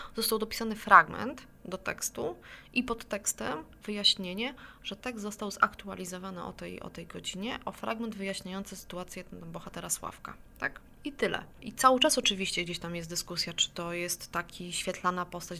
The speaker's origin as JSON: {"language": "Polish", "town": "Warsaw", "region": "Masovian Voivodeship", "country": "Poland", "said": "sama jestem warszawianką"}